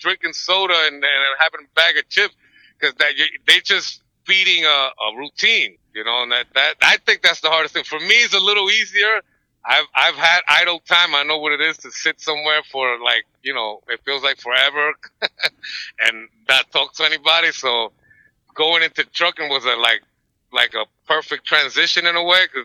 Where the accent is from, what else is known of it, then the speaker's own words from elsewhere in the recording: New York City, New York, United States; I'm from New York City